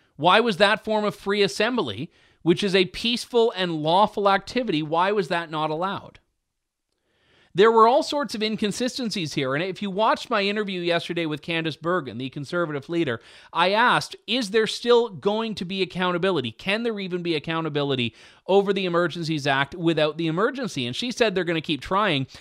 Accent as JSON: {"language": "English", "town": "London", "region": "Ontario", "country": "Canada", "said": "I'm from London"}